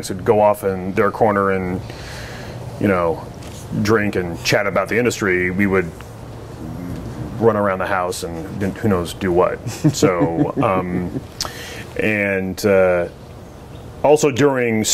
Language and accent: English; Dayton, Oregon, United States; high school senior growing up in Dayton, Oregon